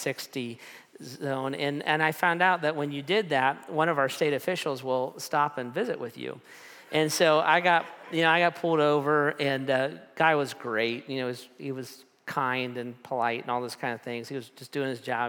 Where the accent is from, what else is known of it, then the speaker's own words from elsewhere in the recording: United States; I'm an American